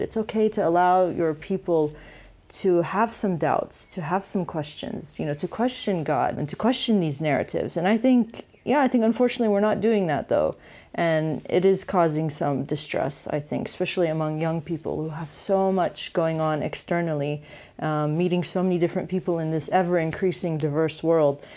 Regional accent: United States; growing up in the States

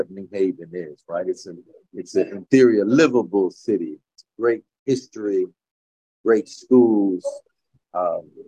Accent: Mississippi, United States; born there; now in New Haven, United States; Uh, my parents were music teachers. They're from Mississippi. I was born in Mississippi.

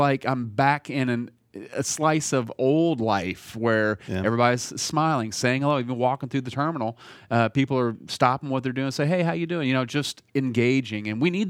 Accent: Indiana, United States; now in Nashville, United States; So when I was growing up in Indiana, everybody waved, everybody said hello. There was niceties that you would experience when you walk past somebody. And living in Nashville for 20 years

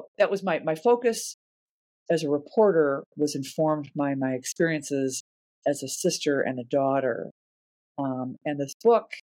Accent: Chicago, Illinois, United States; I grew up in Chicago as the 4th kid in a family of 8 kids

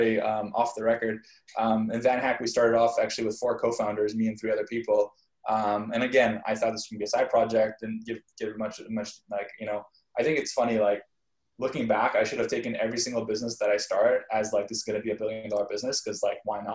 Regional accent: Canada; moved away; I grew up in Canada

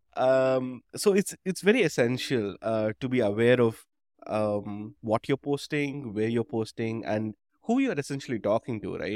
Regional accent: Chennai, Tamil Nadu, India; I grew up in Madras, um, or Chennai

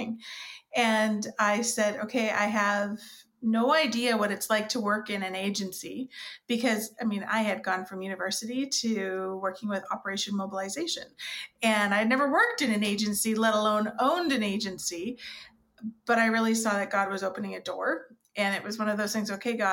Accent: Vancouver Island, British Columbia, Canada; moved away as an adult; now in Elmira, Canada; I actually was born and raised on Vancouver Island

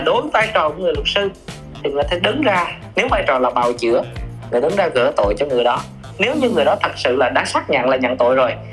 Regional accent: Bình Định, Vietnam; quê mình là ở Bình Định là uh, miền Trung

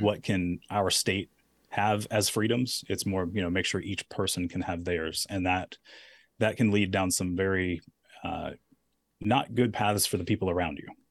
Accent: Daphne, Alabama, United States; I'm a guy from Daphne

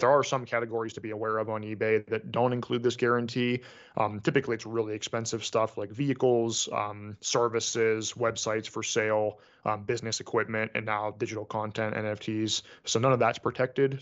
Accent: United States; being an American

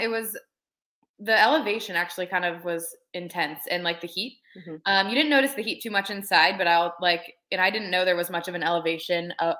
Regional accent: Hilliard, Ohio, United States; also born or lived in Youngstown, Ohio; I'm from Hilliard, which is like a suburb of Columbus.

